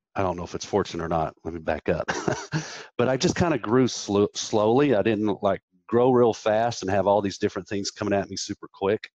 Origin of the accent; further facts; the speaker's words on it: Wichita, Kansas, United States; I was born in Wichita, Kansas